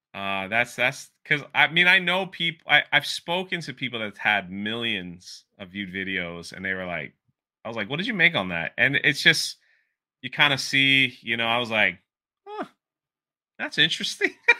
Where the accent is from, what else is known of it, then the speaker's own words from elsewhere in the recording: Washington, District of Columbia, United States; moved away; also born or lived in Miami; I grew up in Washington, D C, and then moved to Miami